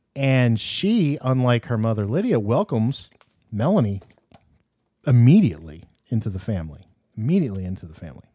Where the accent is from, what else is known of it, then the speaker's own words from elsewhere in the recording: the South, United States; I'm from the South